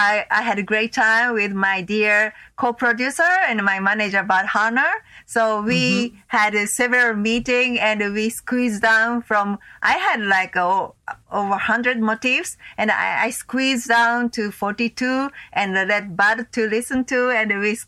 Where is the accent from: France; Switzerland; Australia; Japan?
Japan; Tokyo; also born or lived in Los Angeles; my hometown in Tokyo